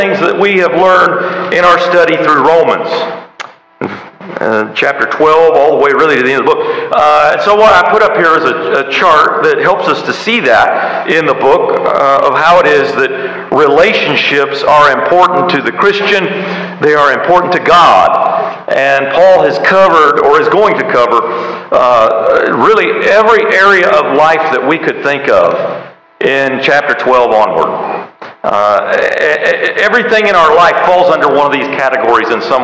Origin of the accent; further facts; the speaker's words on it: United States; I love being an American.